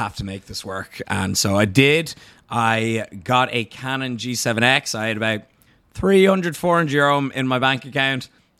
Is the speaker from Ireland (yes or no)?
yes; Ireland